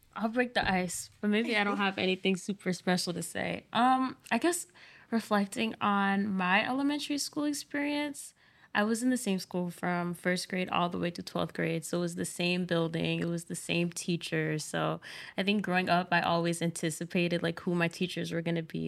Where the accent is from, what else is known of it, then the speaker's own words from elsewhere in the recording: Providence, Rhode Island, United States; I'm from Providence, Rhode Island.